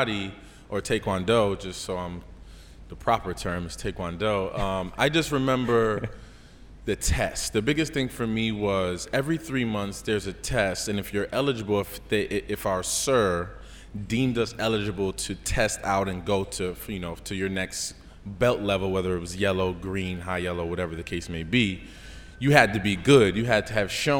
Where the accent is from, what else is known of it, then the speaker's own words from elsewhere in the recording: Paterson, New Jersey, United States; I grew up in Paterson, New Jersey